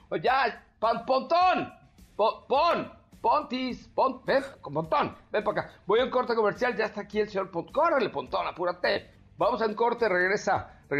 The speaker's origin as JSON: {"language": "Spanish", "country": "Mexico", "said": "Como buen mexicano, el bocho, el bocho es el mío, el bocho, porque ahí tuve a mi chamaco, ahí lo hice, ahí llevé a mi abuelita y se me murió en el camino"}